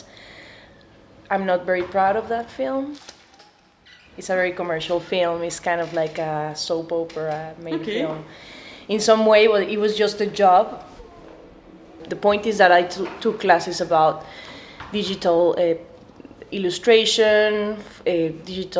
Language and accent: English; Mexico City, Mexico; I'm an artist from Mexico City.